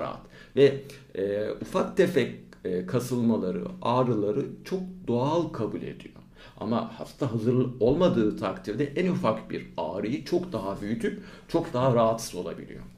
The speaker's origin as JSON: {"language": "Turkish", "region": "İzmir", "country": "Turkey", "tie": "born or raised there", "also_born_or_lived": "Aydın", "said": "Ben İzmir doğumluyum. İlk orta lise e, eğitimlerimi İzmir'de yaptım."}